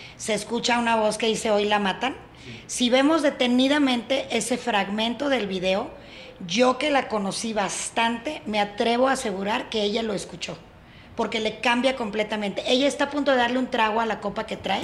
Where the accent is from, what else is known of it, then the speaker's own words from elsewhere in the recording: Nuevo León, Mexico; en mi tierra